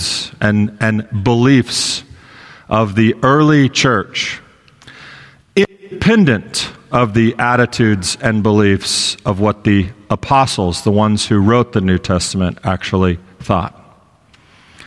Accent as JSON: {"language": "English", "region": "Texas", "country": "United States", "tie": "born or raised there", "moved": "yes", "said": "I grew up in Texas, part of my life."}